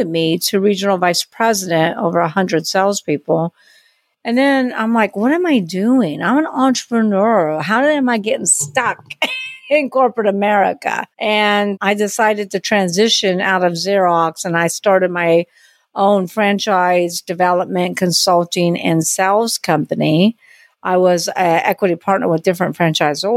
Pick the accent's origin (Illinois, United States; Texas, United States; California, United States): California, United States; Long Beach; now in New Orleans, United States; I'm from Long Beach, California, but I've been in New Orleans for many years. So that's where I live now.